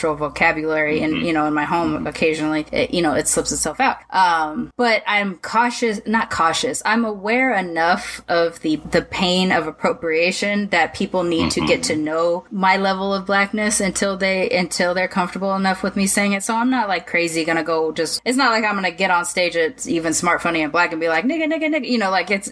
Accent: Long Beach, California, United States; also born or lived in Sacramento, California; I grew up in Long Beach

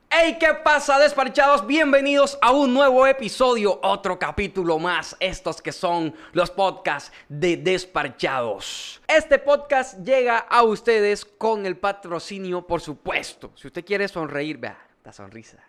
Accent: Montería, Córdoba, Colombia; also born or lived in Cartagena; vivo en Montería. Soy monteriano

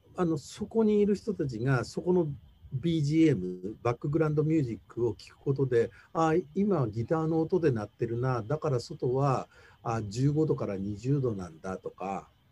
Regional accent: Tokyo, Japan; 東京生まれの東京育ちで

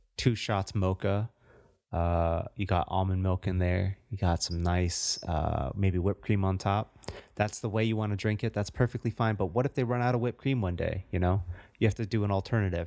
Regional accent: United States; I'm still an American. I was born here.

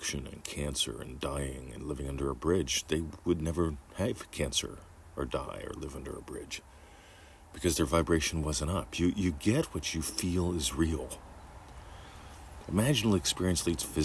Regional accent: United States; moved away as an adult; now in Australia; I'm an American citizen, United States of America.

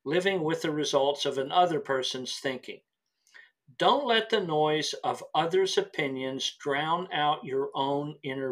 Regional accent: Williamsport, Pennsylvania, United States; The home of Little League Baseball and the Little League World Series. Yes, that was my hometown

